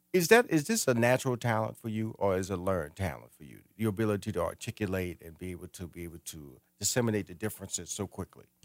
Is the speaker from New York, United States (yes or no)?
no; Houston, Texas, United States; I grew up near Missouri City